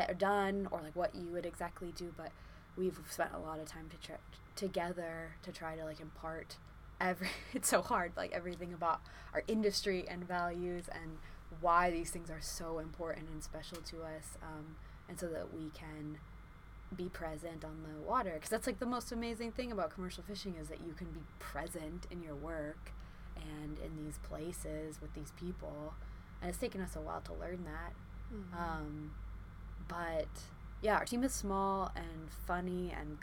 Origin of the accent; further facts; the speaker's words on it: False Pass, Alaska, United States; also born or lived in Juneau, Alaska; growing up in the Aleutians and all those coastal communities